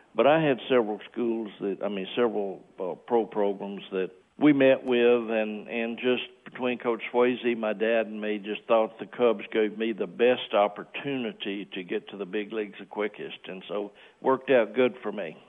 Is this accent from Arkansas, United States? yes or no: yes; Forest City, Arkansas, United States; moved away as an adult; my hometown in Forest City, Arkansas